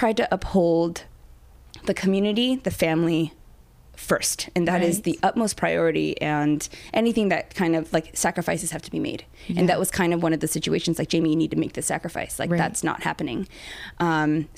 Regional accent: Long Beach, California, United States; I was born in Long Beach

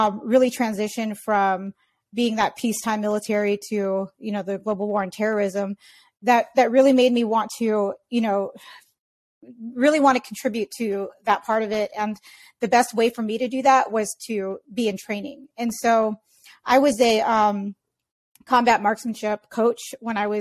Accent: San Diego, California, United States; growing up in San Diego, California

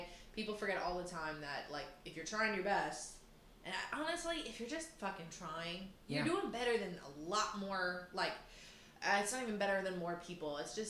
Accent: United States; I stuck out so hard as an American.

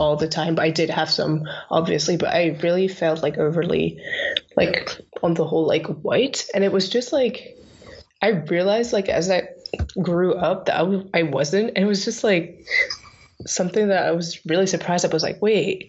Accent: France; France, because obviously that's where I'm from.

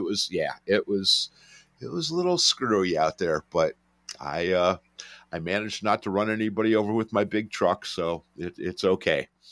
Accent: Detroit, Michigan, United States; I'm from Detroit

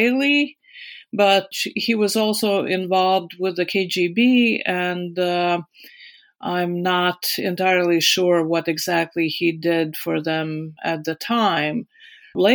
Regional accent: Riga, Latvia; English is a second language; moved away as an adult; also born or lived in United States / Stockholm, Sweden / Munich, Germany; I was born in 1958 in Riga, Latvia.

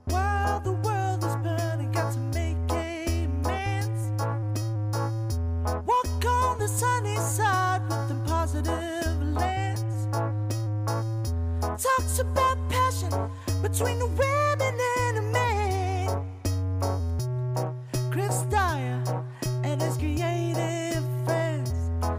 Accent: Montreal, Quebec, Canada; I am back in my hometown, beautiful Montreal, Quebec, Canada.

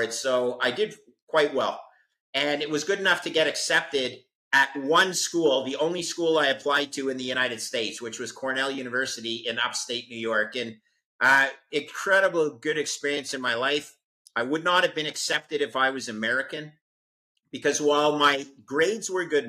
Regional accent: Montreal, Quebec, Canada; I'm a Canadian. I went to engineering school in Montreal. My hometown, Montreal, Canada

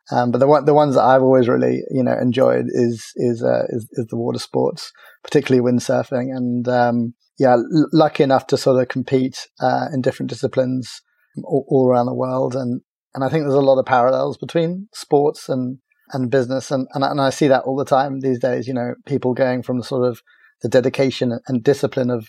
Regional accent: Cork, Munster, Ireland; also born or lived in America; now in South West England, United Kingdom; I grew up in, in Cork, which was a really lovely place to grow up by the beach and uh, right next to a big water sports center uh, called the Oyster Haven Center.

